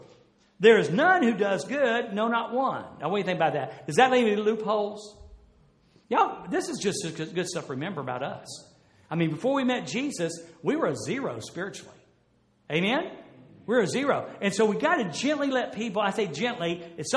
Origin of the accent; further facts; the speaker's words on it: Jacksonville, United States; moved away; I was from Jacksonville